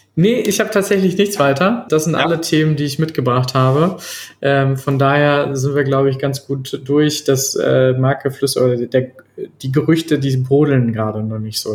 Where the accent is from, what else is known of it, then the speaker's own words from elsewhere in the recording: North Rhine-Westphalia, Germany; ich bin Ostwestfale